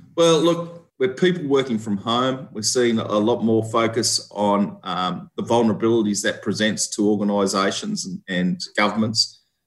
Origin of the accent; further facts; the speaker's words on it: Australia; moved away as an adult; also born or lived in Victoria, Australia / Canberra, Australia; I'm an Australian seconded officer